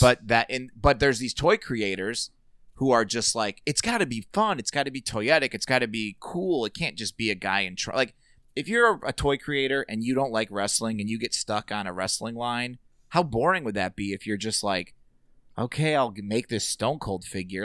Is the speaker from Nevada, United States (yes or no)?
no; Merrillville, Indiana, United States; I grew up in Sherryville, right next door